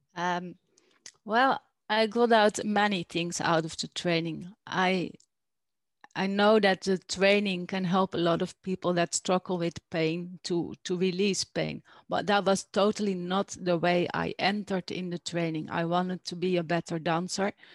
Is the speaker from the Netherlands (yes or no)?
yes; Netherlands; moved away as an adult; also born or lived in Alpujarra, Spain; now in Spain; I am from Holland, the Netherlands, originally, and I moved here now I think two years ago.